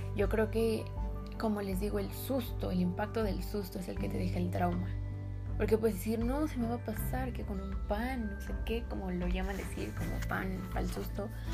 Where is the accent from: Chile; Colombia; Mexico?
Mexico; yo soy mexicana